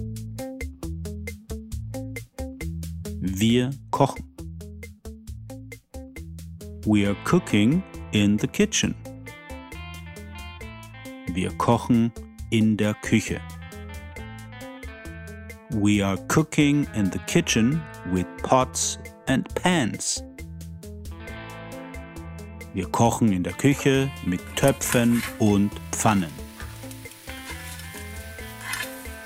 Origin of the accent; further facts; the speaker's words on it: Austria; as we say in Austria